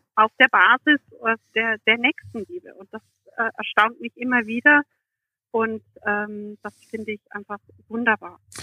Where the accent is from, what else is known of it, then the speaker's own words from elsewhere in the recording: Germany; moved away; nach meinem Herkunftsland und ich erzählte von Deutschland.